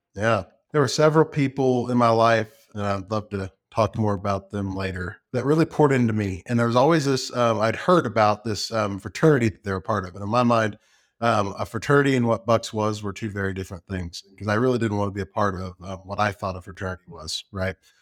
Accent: Round Rock, Texas, United States; also born or lived in Lubbock, Texas; now in Georgetown, United States; I grew up in Round Rock.

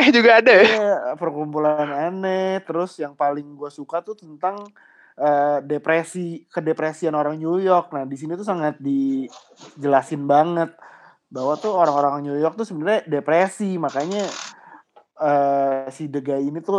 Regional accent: Jakarta, Indonesia; Ya kalau gue tuh suka itu pertama ya karena kita kan sebagai orang Jakarta

